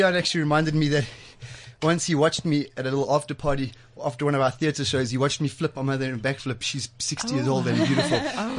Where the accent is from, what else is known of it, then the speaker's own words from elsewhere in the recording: Pretoria, Gauteng, South Africa; my hometown in Pretoria.